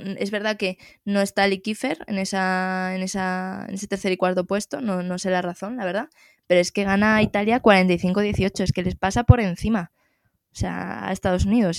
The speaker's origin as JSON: {"language": "Spanish", "country": "Spain", "said": "nos compete a los españoles"}